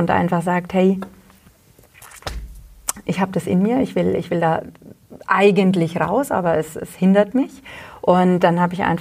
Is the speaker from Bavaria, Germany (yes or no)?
yes; Hollstadt, Bavaria, Germany; now in Wülfershausen, Germany; ich komme ja ursprünglich aus Holstadt und äh, bin dann nach Wilfershausen eben der Liebe wegen gezogen und lebe auch gerne hier.